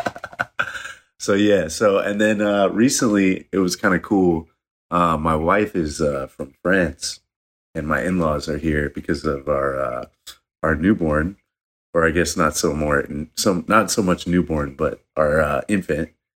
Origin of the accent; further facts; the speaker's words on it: Michigan, United States; I grew up in Michigan, but, um, my dad side of the family is from West Virginia